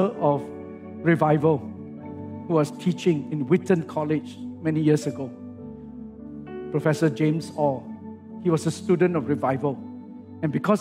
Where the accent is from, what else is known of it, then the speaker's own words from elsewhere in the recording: Singapore; I come from Singapore